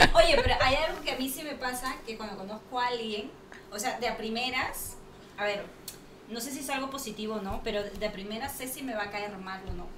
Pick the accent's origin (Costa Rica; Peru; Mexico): Peru; Lima; now in Barcelona, Spain; como buena peruana que soy